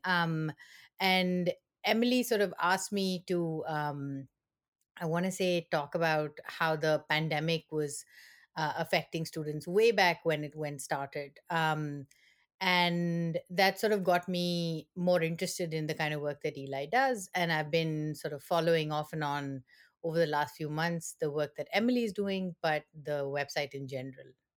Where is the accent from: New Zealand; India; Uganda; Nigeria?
India; moved away as an adult; now in East Lansing, United States; I am originally from India